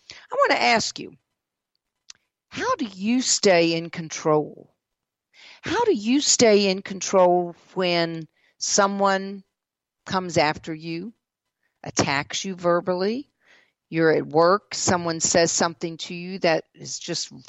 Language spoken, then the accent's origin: English; the South, United States; also born or lived in Mississippi / South Carolina / Georgia; living in the South all of my life